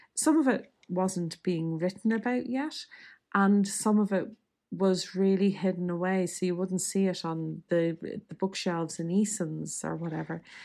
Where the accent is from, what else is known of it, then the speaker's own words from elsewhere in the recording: Dublin, Leinster, Ireland; nineteen seventies and eighties Catholic Dublin